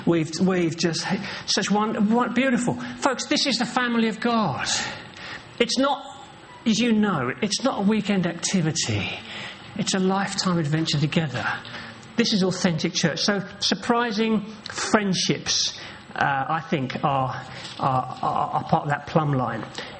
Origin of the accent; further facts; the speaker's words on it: England, United Kingdom; Well, I'm an Englishman, you know. We're a bit like that, aren't we?